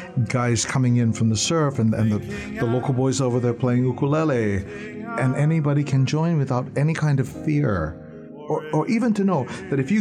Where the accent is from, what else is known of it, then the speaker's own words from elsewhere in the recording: Honolulu, Hawaii, United States; I'm from Kalihi